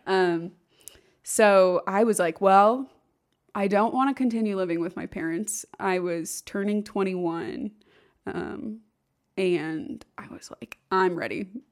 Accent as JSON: {"language": "English", "town": "Overland Park", "region": "Kansas", "country": "United States", "tie": "born or raised there", "also_born_or_lived": "Indiana", "moved": "yes", "said": "I grew up in the Kansas City area, Overland"}